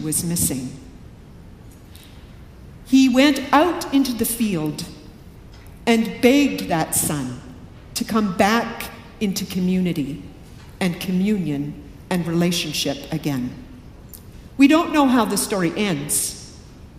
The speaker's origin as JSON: {"language": "English", "country": "Canada", "moved": "yes", "lives_now": "Riverside, United States", "said": "I'm Canadian"}